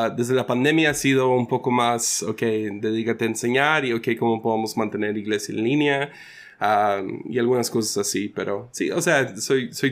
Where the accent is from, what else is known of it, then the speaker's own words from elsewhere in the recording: San Ignacio, Sinaloa, Mexico; also born or lived in Rosario, Nayarit / Mazatlán; Entonces, mucha de mi niñez fue en San Ignacio, Sinaloa, y en la Cruz de Lota, y diferentes pueblitos como ah, Rosario, en Nayarit y cerca de Mazatlán. O sea, Mazatlán era como que la, base